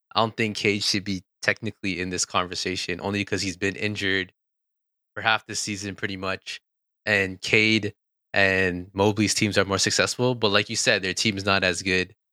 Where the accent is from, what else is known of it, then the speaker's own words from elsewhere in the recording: Toronto, Ontario, Canada; we're from Toronto